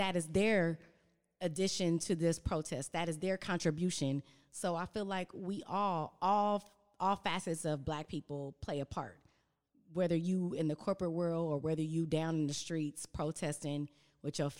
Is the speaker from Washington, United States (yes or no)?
no; Los Angeles, California, United States; I grew up in Watts and Compton area